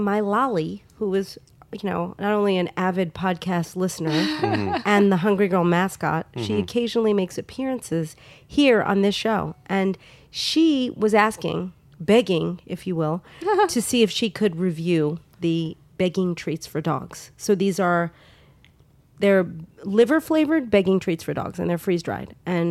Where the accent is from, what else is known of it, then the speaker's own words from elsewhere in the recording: New York, United States; I grew up in New York